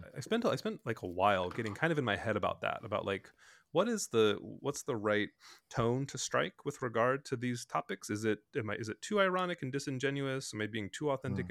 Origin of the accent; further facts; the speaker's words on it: Bloomington, United States; my brothers and I grew up in Bloomington